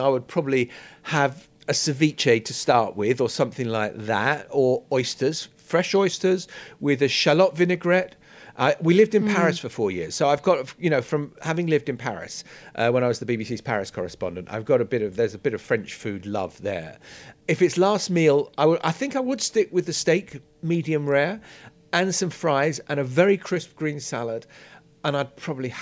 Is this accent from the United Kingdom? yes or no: yes; London, United Kingdom; I grew up, my parents were social workers in the East End of London. So I grew up, the first 11 years of my life were in Stepney